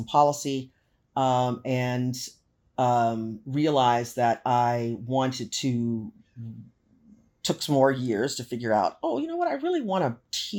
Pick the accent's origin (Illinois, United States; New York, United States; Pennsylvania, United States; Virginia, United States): Illinois, United States; Chicago; first language English; moved away as an adult; now in Los Angeles, United States; I'm originally from Chicago, the south side of Chicago, and it gets really cold here in the winter times.